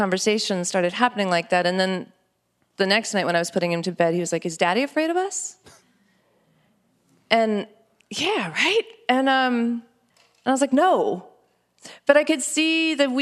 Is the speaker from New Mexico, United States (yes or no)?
yes; New Mexico, United States; born or raised there